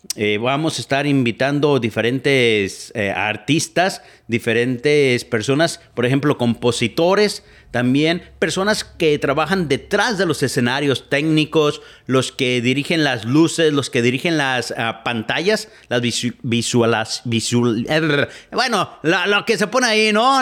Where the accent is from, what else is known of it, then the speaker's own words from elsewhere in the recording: Etzatlán, Jalisco, Mexico; moved away as an adult; now in United States; yo soy originario de Etzatlán, Jalisco, allá por el lado de Tequila, atrás de Ameca